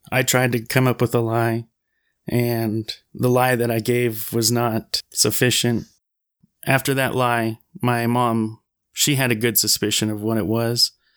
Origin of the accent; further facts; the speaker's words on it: Wasilla, Alaska, United States; moved away as an adult; also born or lived in Anchorage, Alaska; I'm from Anchorage, or Wasilla, Alaska